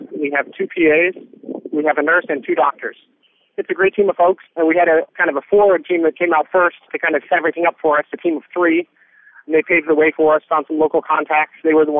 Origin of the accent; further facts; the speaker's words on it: Portland, Oregon, United States; I'm from Portland, Oregon, and this group is based out of New York City.